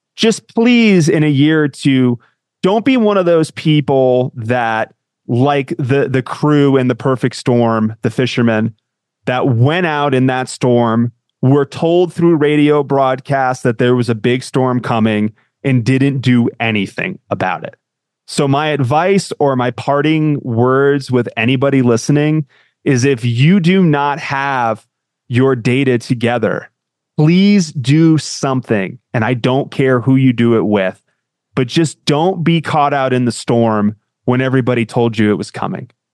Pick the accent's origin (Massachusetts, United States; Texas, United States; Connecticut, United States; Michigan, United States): Connecticut, United States; I grew up in Connecticut